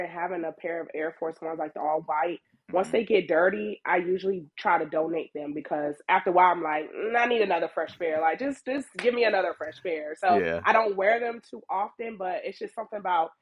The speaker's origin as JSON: {"language": "English", "town": "Virginia Beach", "region": "Virginia", "country": "United States", "said": "I'm from Virginia Beach."}